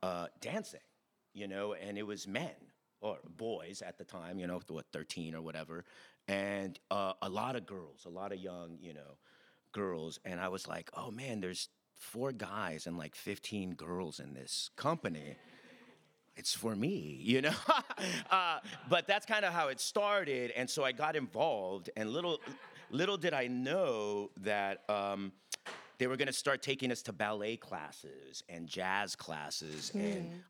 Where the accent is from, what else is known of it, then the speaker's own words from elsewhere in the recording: Commerce, California, United States; Yeah, I grew up in the City of Commerce, right outside East Los Angeles.